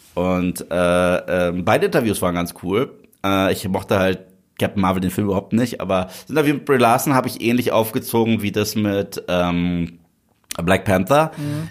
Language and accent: German; Germany; du hörst sie nicht deutsch an. Mhm. Habe ich gesagt, doch bin ich.